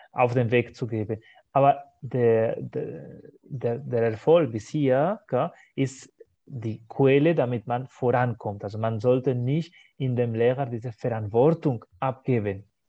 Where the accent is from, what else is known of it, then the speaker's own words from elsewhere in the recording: Spain; first language Spanish; German is a second language; wir kennen das so als Spanier, als Muttersprache von dieser spanischen Sprache